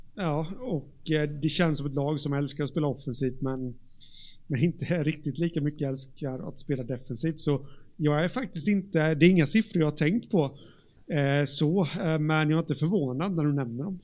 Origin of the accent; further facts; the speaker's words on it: Jönköping, Jönköping County, Sweden; där jag kommer ifrån, eh, här, Jönköping